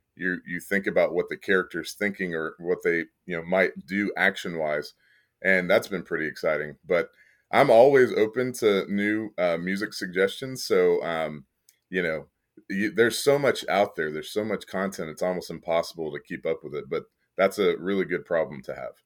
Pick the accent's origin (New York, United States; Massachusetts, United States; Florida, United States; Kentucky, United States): Kentucky, United States; moved away as an adult; also born or lived in Midland, Texas; now in San Antonio, United States; I, I, was born in Midland, Texas. Mm. Um, mm-hmm but I lived in Kentucky for most of my life